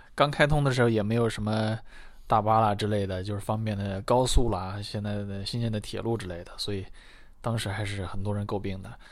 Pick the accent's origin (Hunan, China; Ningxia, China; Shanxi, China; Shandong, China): Shanxi, China; Yunying town; 我小时候在应应应镇长大